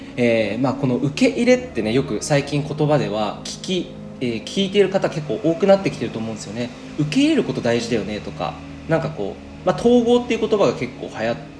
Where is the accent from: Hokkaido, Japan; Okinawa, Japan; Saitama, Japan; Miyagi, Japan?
Saitama, Japan; moved away; 今日はですねあの地元埼玉にいるんですけど